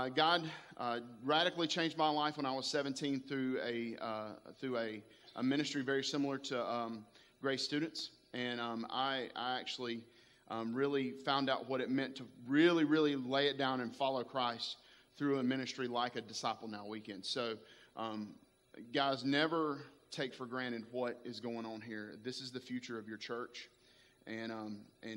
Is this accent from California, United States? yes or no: no; Spartanburg, South Carolina, United States; I am from Spartanburg, South Carolina, a little area called Boiling Springs High School is where I graduated high school from